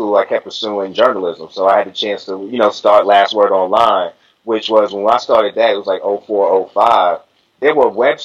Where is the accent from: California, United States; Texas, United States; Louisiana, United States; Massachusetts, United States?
Massachusetts, United States; Boston; My hometown's Boston, Massachusetts.